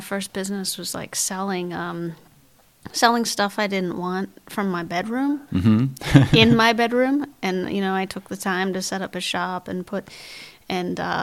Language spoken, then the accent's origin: English; Pittsburgh, Pennsylvania, United States; also born or lived in California; I'm from Pittsburgh, Pennsylvania, in the States. I was born and bred there